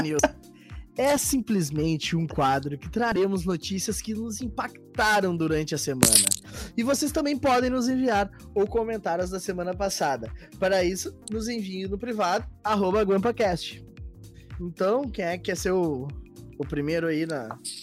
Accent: Gaúchos, Rio Grande do Sul, Brazil; como gaúchos que somos, como gremistas e colorados

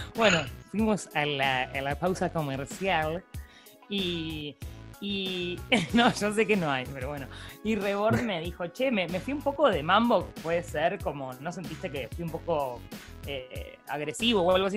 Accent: Buenos Aires, Argentina; soy porteña

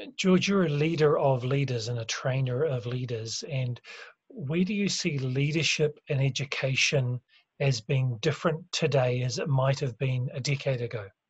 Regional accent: New Zealand; I'm from New Zealand

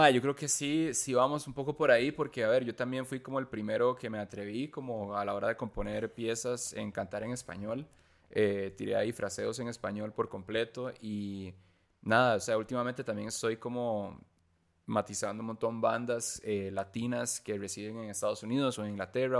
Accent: Costa Rica; somos una banda costarricense latina

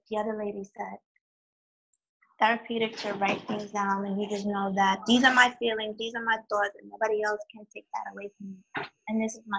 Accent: New York City, New York, United States; I'm from New York City

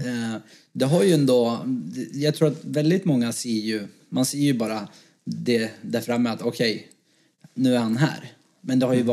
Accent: Sweden; jag ser mig absolut som svensk men jag ser mig också som kurd

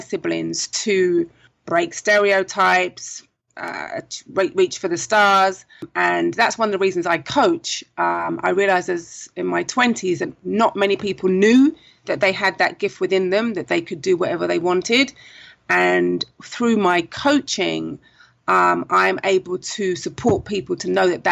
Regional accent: London, United Kingdom; moved away as an adult; now in Trinidad and Tobago; maybe you can tell from the accent, I am originally from London, South London. I came to Trinidad 17 years ago this month

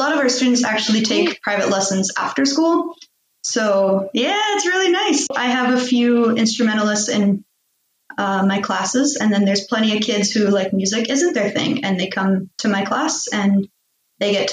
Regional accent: United States; moved away as an adult; now in Sweden; I grew up in American public schools

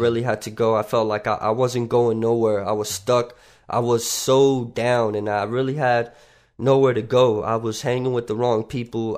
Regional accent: North Miami Beach, Florida, United States; also born or lived in Tarrytown, New York; I grew up in North Miami Beach

